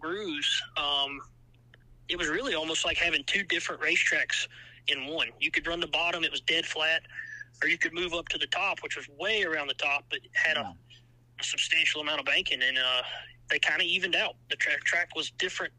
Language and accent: English; Savannah, Georgia, United States; I'm from the Savannah area, so I'm only about 30 minutes from Scriven.